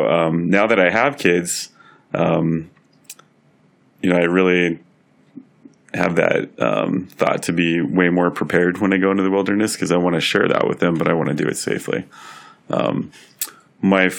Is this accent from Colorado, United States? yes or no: yes; Denver, Colorado, United States; also born or lived in Tucson, Arizona / Wisconsin; I grew up in Denver and love working in Denver